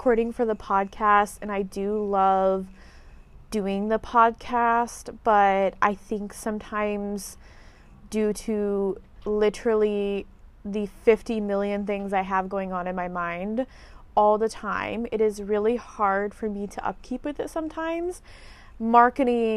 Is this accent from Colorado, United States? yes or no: no; Indiana, United States; moved away as an adult; also born or lived in Texas / Fort Wayne, Indiana; now in Florida, United States; I am from Indiana. I lived in Indiana from the age of, I believe I was like one or two when we moved to Indiana from Texas